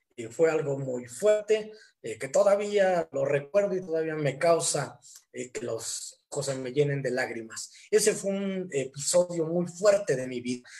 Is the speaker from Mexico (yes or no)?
yes; Hidalgo, Mexico; now in Tequisquiac, Mexico; soy originario de Hidalgo, pero actualmente radico en Tequisquiac, Estado de México